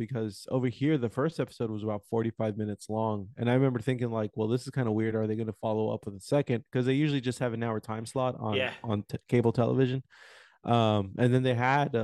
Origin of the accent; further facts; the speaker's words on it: Houston, Texas, United States; my hometown, Houston, Texas